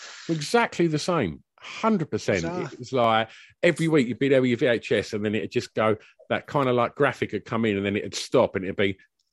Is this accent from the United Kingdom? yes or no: yes; Basildon, East of England, United Kingdom; He was like, where are you from? I was like, Basildon.